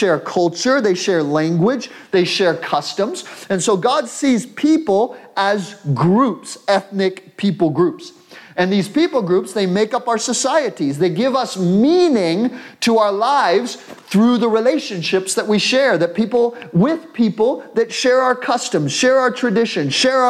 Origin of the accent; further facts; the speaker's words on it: United States; I'm an American